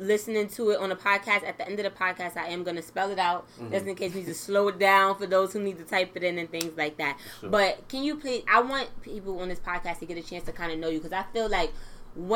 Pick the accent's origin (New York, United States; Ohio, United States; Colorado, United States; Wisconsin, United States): New York, United States; New York City; moved away as an adult; now in Long Island, United States; I'm from Brooklyn, but I moved out here a couple years ago